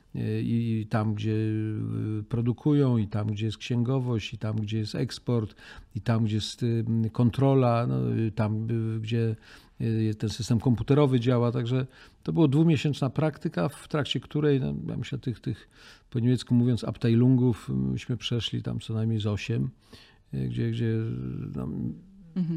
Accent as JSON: {"language": "Polish", "country": "Poland", "said": "jak powiedziałem, że jestem z Polski"}